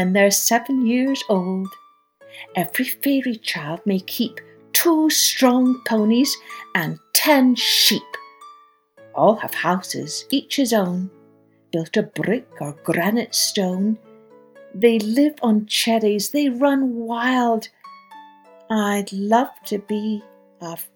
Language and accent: English; Scotland, United Kingdom; Although I grew up in Scotland, my father was Irish, and I spent most of my childhood summers in Ireland on my grandparents' farm